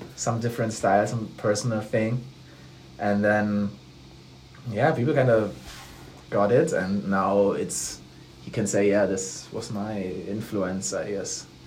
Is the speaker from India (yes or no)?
no; Ludwigsburg, Baden-Württemberg, Germany; I'm from Ludwigsburg, which is like a city in Baden-Württemberg